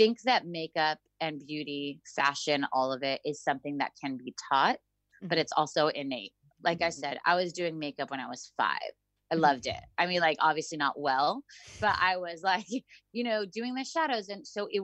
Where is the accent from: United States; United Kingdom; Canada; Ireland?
United States; Santa Monica, California; I grew up in Los Angeles as a daughter of a Chabad rabbi in Revitzen. I'm one of 12 children and we grew up in Santa Monica